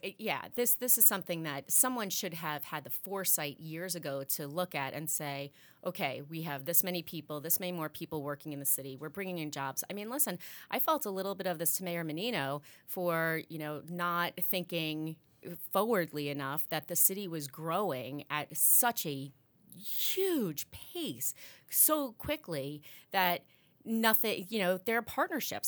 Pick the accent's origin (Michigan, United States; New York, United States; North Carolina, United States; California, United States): New York, United States; Long Island; moved away as an adult; now in Massachusetts, United States; I grew up in New York, and I took the train from Long Island into the city all the time.